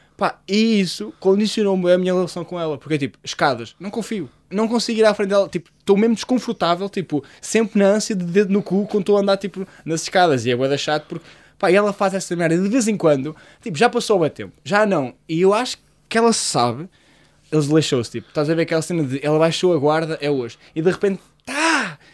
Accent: Portugal; a minha casa, onde eu cresci, na Lameiria, uma das zonas que eu cresci

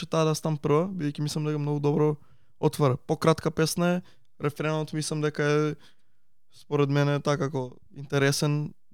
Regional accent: Veles, North Macedonia; јас сум од Велес

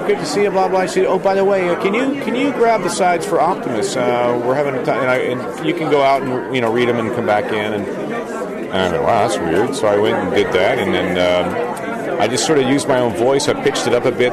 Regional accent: Peterborough, Ontario, Canada; in my hometown uh, I grew up, grew up, in Peterborough, Canada

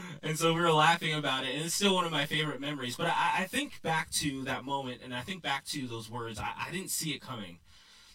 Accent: New York, United States; now in Texas, United States; I grew up in New York

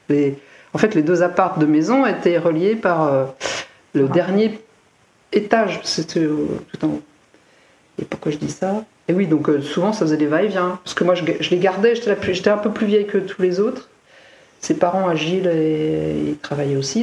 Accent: Seine-Saint-Denis, Île-de-France, France; born or raised there; moved away

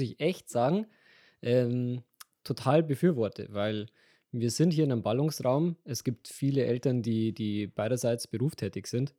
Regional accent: Regensburg, Bavaria, Germany; also born or lived in Bad Kötzting; ich bin Regensburger.

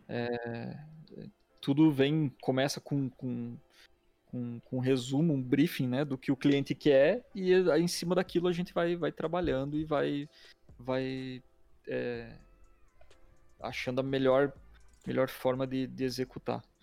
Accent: Curitiba, Paraná, Brazil; eu sou de Curitiba, nascido aqui, é, moro aqui ainda

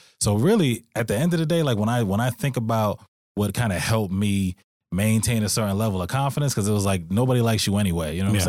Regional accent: United States; I was in an African household living in America. Yeah. So, but the thing is, I was born in America.

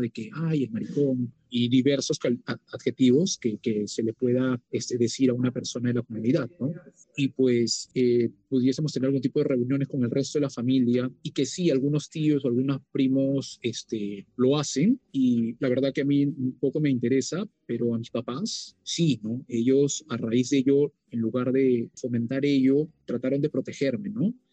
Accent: Peru; nosotros como, peruanos

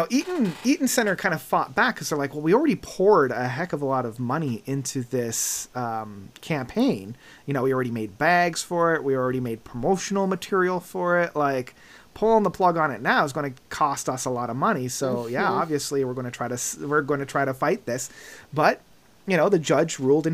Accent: Canada; we're Canadian

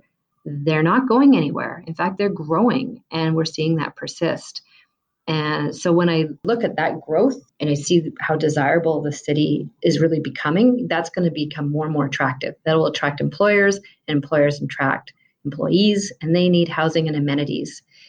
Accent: Vancouver, British Columbia, Canada; And, you know, I came from Vancouver, BC, and I almost saw a similar transition happen there.

